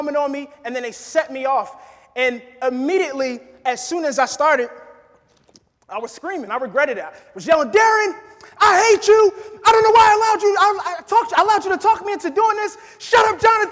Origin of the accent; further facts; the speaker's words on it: New Jersey, United States; moved away as an adult; now in Kentucky, United States; I'm originally from New Jersey. Born and raised